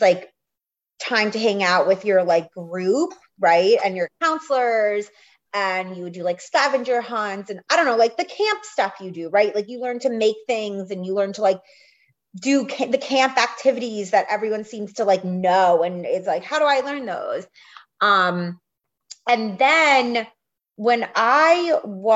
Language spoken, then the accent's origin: English; outside of New York City in the suburbs, United States; I grew up outside of New York City in the suburbs